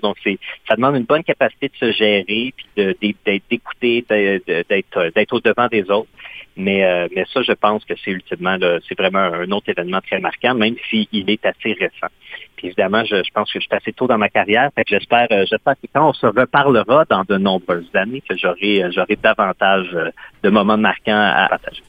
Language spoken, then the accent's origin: French; Quebec, Canada; first language French; moved away as an adult; also born or lived in Ottawa region; je viens du Québec, j'ai grandi au Québec